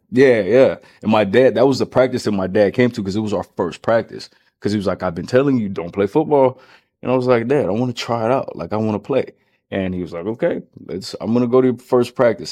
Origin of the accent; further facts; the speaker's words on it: Round Rock, Texas, United States; I grew up here in Texas, here in Round Rock